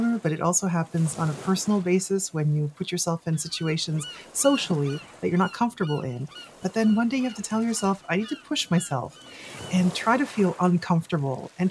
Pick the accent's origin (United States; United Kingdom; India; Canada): Canada; as a Canadian